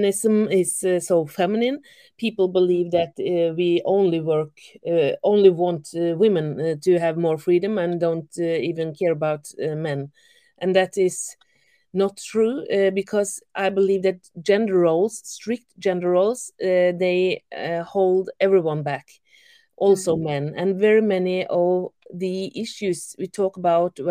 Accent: Norway; I'm from Norway

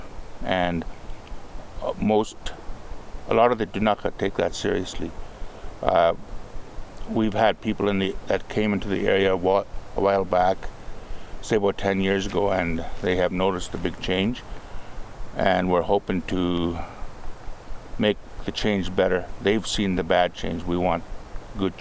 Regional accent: Aq'am, British Columbia, Canada; I am from the Akam Reserve, which is part of the Tunaha Nation. I have lived there all my life.

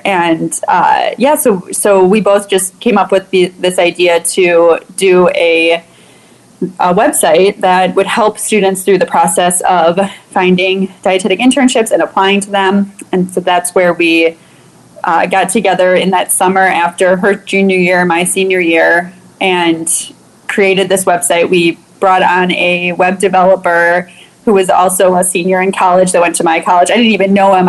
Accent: Chicago, Illinois, United States; I grew up in Chicago during the 90s

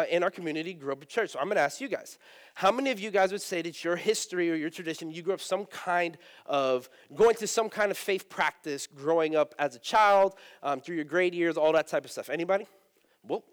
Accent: Eatonville, Florida, United States; I'm Puerto Rican. I grew up in Eatonville. If you don't know where Eatonville is, it is a historic black community here in Orlando

